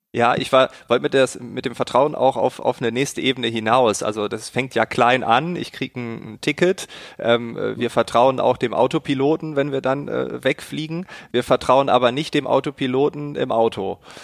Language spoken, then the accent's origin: German; Germany; bei uns in Deutschland